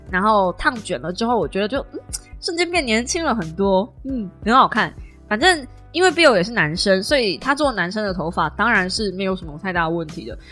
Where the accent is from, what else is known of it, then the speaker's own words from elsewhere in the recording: Kaohsiung, Taiwan; accent: southern Taiwanese; 就是南部腔很重